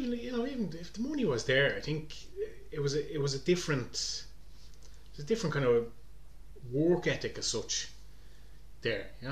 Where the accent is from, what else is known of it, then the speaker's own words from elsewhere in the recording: Balbriggan, Leinster, Ireland; growing up in Balbriggan